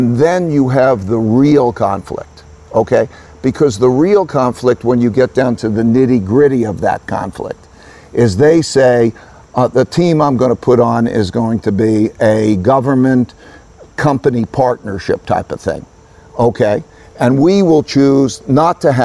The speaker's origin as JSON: {"language": "English", "country": "United States", "tie": "born or raised there", "said": "I grew up in America"}